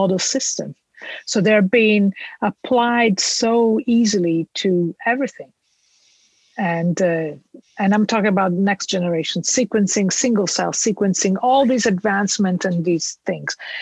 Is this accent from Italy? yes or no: yes; Italy; moved away as an adult; I come from Italy, I did my PhD in Italy